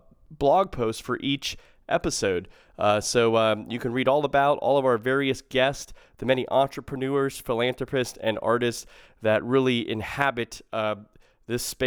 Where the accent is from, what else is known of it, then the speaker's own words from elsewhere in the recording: South Florida, United States; also born or lived in Tallahassee, Florida; I grew up in South Florida as a Hurricanes fan, but I lived in Tallahassee for 8 years